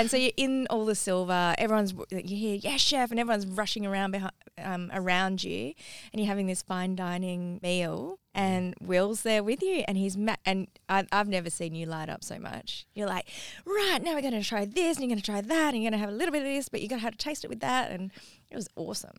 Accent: Parramatta, New South Wales, Australia; also born or lived in Eastwood / Ermington; I grew up in Parramatta, Eastwood, Irvington

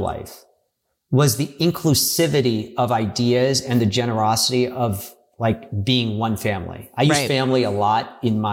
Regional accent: Maryland, United States; moved away as an adult; also born or lived in Washington, D.C.; I grew up in Maryland, right outside of D.C.

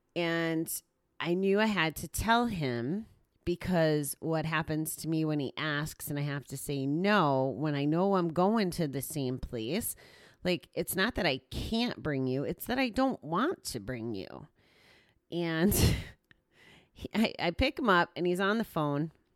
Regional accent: Connecticut, United States; now in New York, United States; I was born and raised in Connecticut

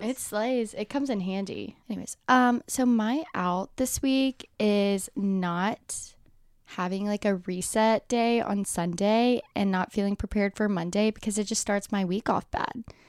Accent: Alabama, United States; I am from Alabama, and I went to the University of Alabama, so obviously so many people from, like, my hometown, everyone goes there.

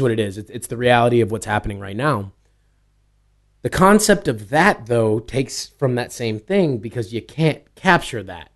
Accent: East Coast, United States; also born or lived in New York; I was born on the West Coast. I grew up on the East Coast

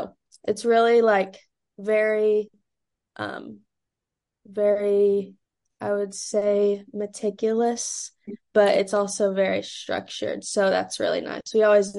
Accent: London, Kentucky, United States; now in Louisville, United States; my hometown is London, Kentucky, which is about 2 hours south of Louisville.

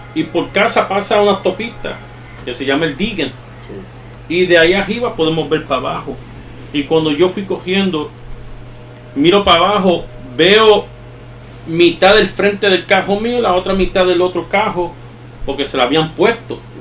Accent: New York, United States; accent: Puerto Rican-like Spanish; Yo me crié en la 187 y Otter. Para allá arriba. Al lado del Bronx

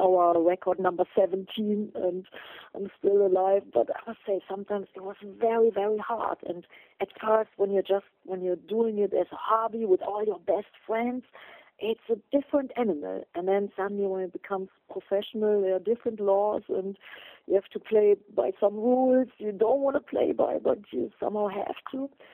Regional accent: Germany; English is a second language; in Germany in my hometown

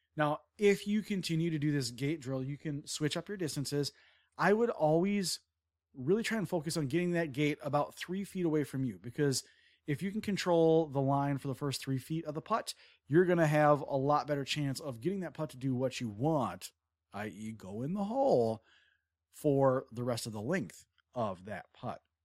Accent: Wisconsin, United States; I'm from Wisconsin

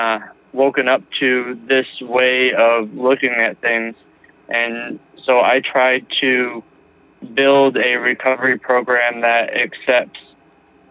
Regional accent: Massachusetts, United States; now in New Mexico, United States; I am originally from Massachusetts, but currently live in New Mexico.

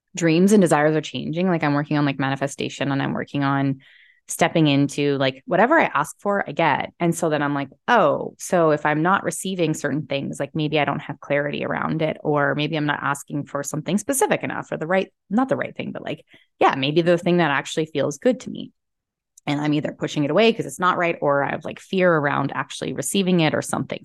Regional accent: Calgary, Alberta, Canada; moved away; also born or lived in Texas / Penticton; where I came from because, which is Calgary, which is right by the mountains.

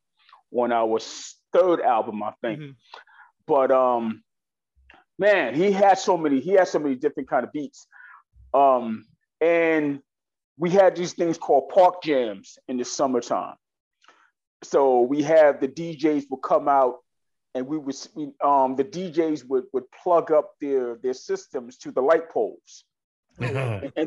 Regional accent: New York City, New York, United States; I grew up in East New York, Brooklyn

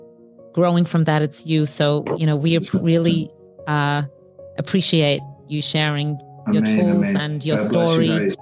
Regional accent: Australia; now in New York, United States; I'm coming from Australia and I had to get used to living in New York

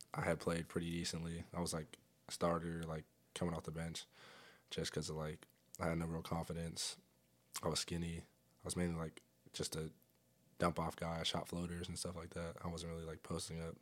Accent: Fresno, California, United States; also born or lived in Nebraska; I'm from Fresno, California.

